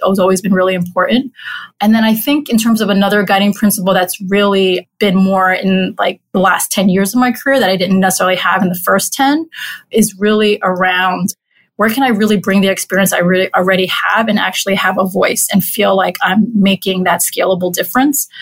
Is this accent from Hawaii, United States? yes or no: no; New York City, New York, United States; I grew up in Corona, Queens. I'm a native New Yorker.